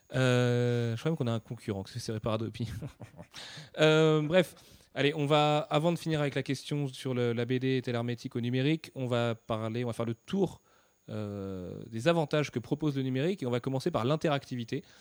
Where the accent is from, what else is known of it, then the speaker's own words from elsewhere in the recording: France; on est français